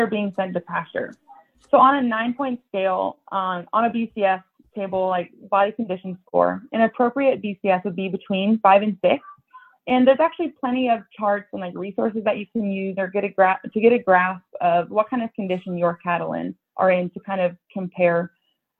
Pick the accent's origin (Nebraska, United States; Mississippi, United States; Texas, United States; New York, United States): Nebraska, United States; Columbus; also born or lived in North Dakota; I grew up outside Columbus, Nebraska on my family's cow-calf operation.